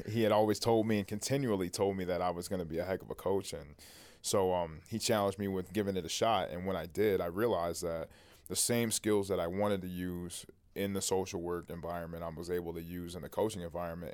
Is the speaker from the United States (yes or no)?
yes; Toledo, Ohio, United States; growing up in Toledo, Ohio